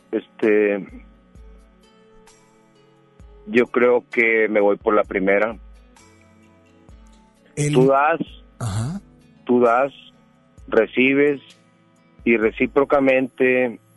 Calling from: Monterrey, Nuevo León, Mexico; De Monterrey, aquí de Monterrey.

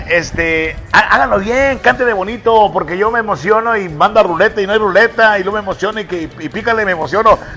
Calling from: Escobedo, Nuevo León, Mexico; De Escobedo.

